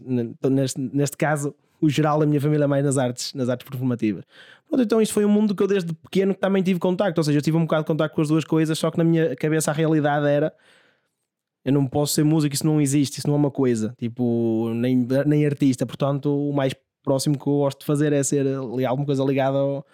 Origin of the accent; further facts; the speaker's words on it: Santo Isidoro, Portugal; na minha terra, em Santo Isidoro